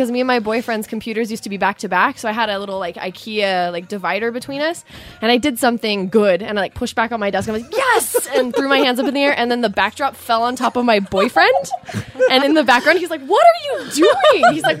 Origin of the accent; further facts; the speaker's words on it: Hawaii, United States; because I'm Hawaiian